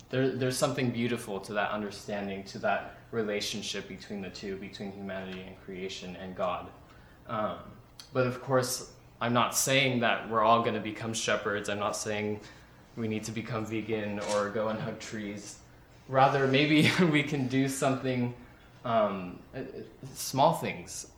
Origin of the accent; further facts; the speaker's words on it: Central Valley, California, United States; moved away as an adult; now in San Luis Obispo, United States; I'm from the Central Valley